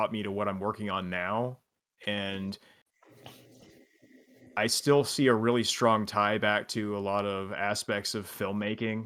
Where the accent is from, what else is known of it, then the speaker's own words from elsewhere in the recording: Houston, Texas, United States; moved away as an adult; also born or lived in Dallas / Japan; I grew up in the Houston area